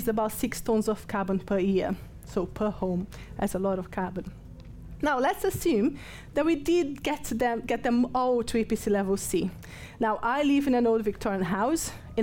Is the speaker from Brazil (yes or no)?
yes; Brazil; English is a second language; moved away as an adult; now in Nottingham, United Kingdom; I'm from Brazil, so I'm no, English is not my first language